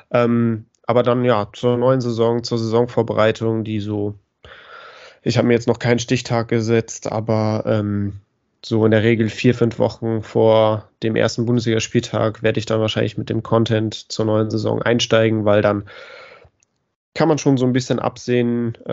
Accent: Bremen, Germany; ich, auch als Bremer würde ich mich über den Aufstieg des HSV sehr freuen

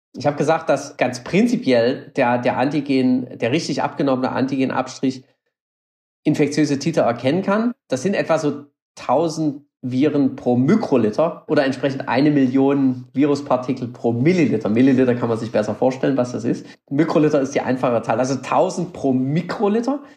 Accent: Germany; now in Austria; das Land, wo ich herkomme, das kenne ich als ein Land von Denkern und Innovationen

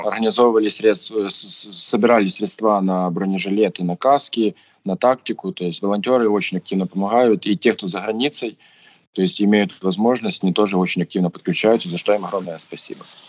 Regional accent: Voznesensk, Mykolaiv Oblast, Ukraine; я вернулся уже в свой родной город Вознесенск, откуда я родом

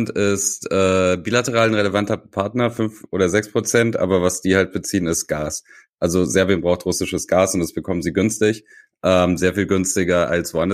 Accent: Tuzla, Federation of Bosnia and Herzegovina, Bosnia & Herzegovina; born there; Äh, in Tuzla, meiner Geburtsstadt, war es äh, umgekehrt.

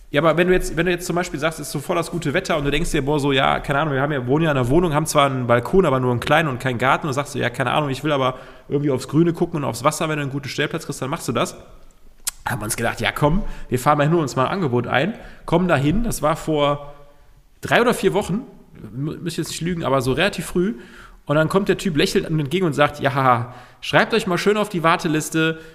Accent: Cologne, North Rhine-Westphalia, Germany; wir sind Kölner

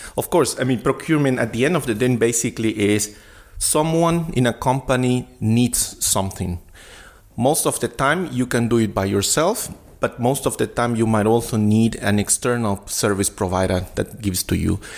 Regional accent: Guatemala City, Guatemala Department, Guatemala; English is a second language; now in Berlin, Germany; I was uh, born and raised in Guatemala City in Latin America

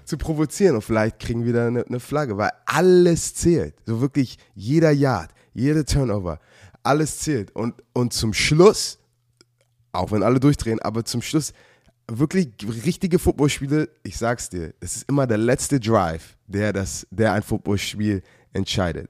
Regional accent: Germany; als ich in Deutschland aufgewachsen bin

